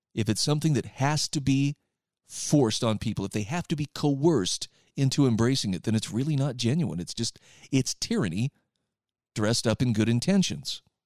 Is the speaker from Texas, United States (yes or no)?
no; Utah, United States; here in my home state of Utah